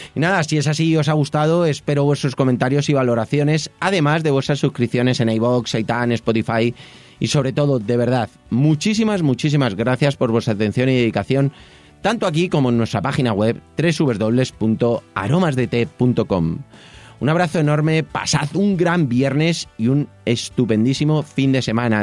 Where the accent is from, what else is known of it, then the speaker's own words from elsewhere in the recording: Madrid, Community of Madrid, Spain; moved away as an adult; now in Toledo, Spain; yo soy de Madrid, aunque vivo en Toledo desde hace